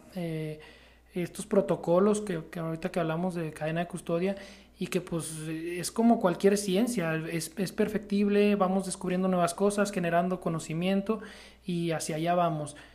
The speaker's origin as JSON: {"language": "Spanish", "country": "Mexico"}